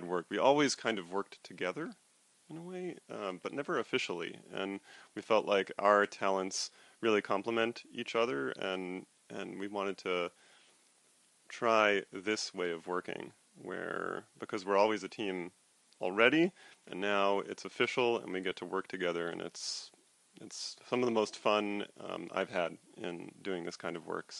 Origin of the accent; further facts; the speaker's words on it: Potomac, Maryland, United States; now in Cranford, United States; I grew up in Potomac, Maryland. My father worked for the government, so it was a natural place for us to choose to live. And we were very involved in our synagogue back in Potomac, Maryland.